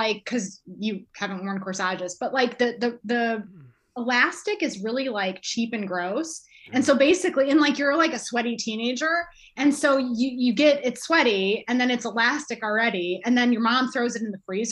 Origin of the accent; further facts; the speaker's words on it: Chicago, Illinois, United States; I'm from Chicago